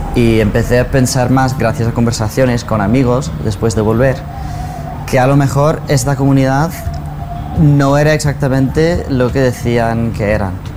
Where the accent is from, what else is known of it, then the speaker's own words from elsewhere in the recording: United States; soy de Estados Unidos, crecí mormón y me sometí a terapias de conversión LGBT en Estados Unidos